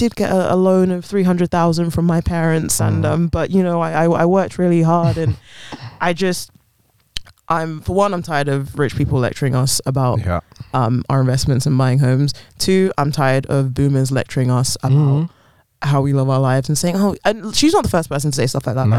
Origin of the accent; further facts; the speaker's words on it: London, United Kingdom; I was born in London, raised in London. I've lived here pretty much my whole life